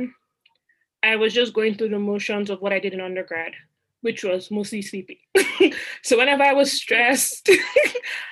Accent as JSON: {"language": "English", "country": "Nigeria", "also_born_or_lived": "Rochester, New York", "moved": "as an adult", "lives_now": "Boston, United States", "said": "I went home to Nigeria. So I'm Nigerian. I went home to Nigeria across the Atlantic."}